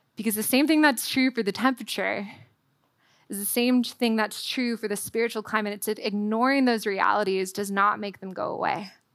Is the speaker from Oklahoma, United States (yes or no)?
no; Southern California, United States; moved away as an adult; also born or lived in Waco, Texas; as a Californian was I packed my Southern California wardrobe